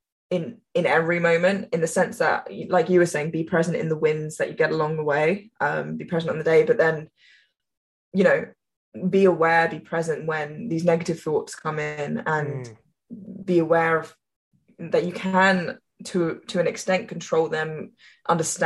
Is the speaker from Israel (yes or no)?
no; England, United Kingdom; as an English person